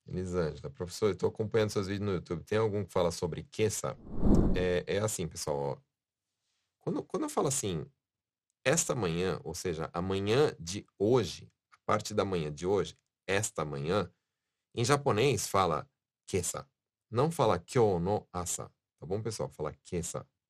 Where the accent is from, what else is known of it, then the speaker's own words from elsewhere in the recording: São Paulo, Brazil; now in Japan; eu sou de São Paulo, né? Na minha vida sempre foi falado pernilongo